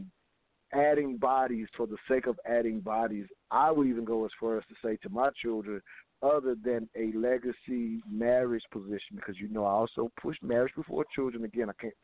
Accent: the South, United States; we were raised in the South

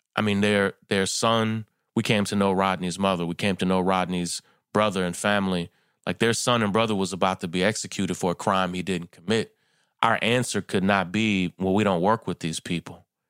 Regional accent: Kentucky, United States; I'm from Kentucky

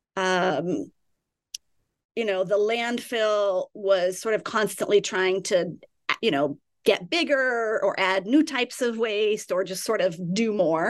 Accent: California, United States; I grew up in California.

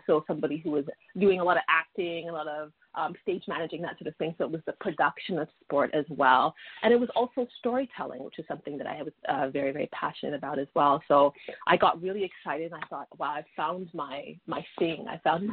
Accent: Toronto, Ontario, Canada; I was born and raised in Toronto

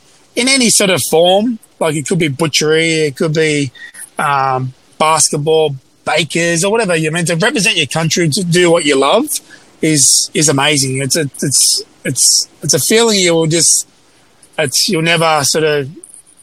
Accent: Sydney, New South Wales, Australia; my hometown, Sydney

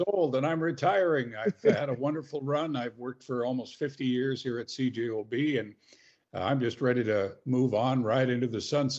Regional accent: Regina, Saskatchewan, Canada; moved away as an adult; also born or lived in Lestock, Saskatchewan; now in Winnipeg, Canada; I was born in Lestock, Saskatchewan, which is a little, I don't even know if it's still there. It's about 85 miles northeast of Regina, right next to Kelleher.

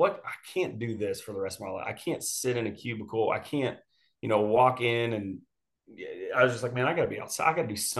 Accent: Richardson, Texas, United States; I grew up in Richardson

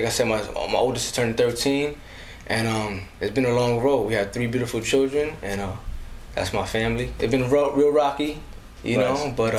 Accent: New York City, New York, United States; also born or lived in Bronx, New York; I'm from the Lower East Side, New York City. I'm currently in the Bronx right now. First off, I'm a man of God.

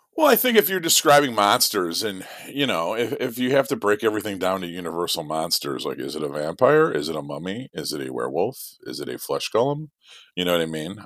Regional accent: Midwest, United States; being a Midwesterner myself and given the fact that this legend is born from the area that I grew up

